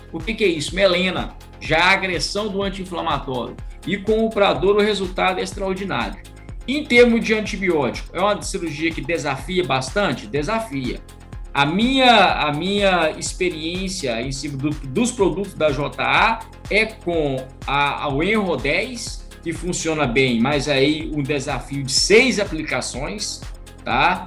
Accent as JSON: {"language": "Portuguese", "region": "Minas Gerais", "country": "Brazil", "tie": "born or raised there", "said": "eu fui nascido na roça, sou de Minas Gerais"}